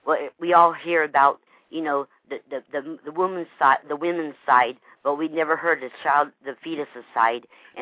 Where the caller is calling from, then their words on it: Lake Wales, Florida, United States; I'm Lake Wells, Florida.